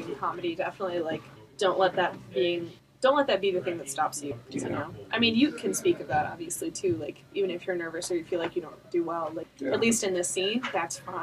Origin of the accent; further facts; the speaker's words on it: Columbia, Missouri, United States; moved away as an adult; also born or lived in Kirksville, Missouri; now in Kansas City, United States; I'm actually from Columbia, Missouri